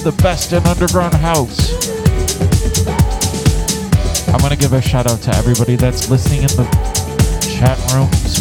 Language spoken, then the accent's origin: English; Chicago, Illinois, United States; now in Kalamazoo, United States; my hometown of Chicago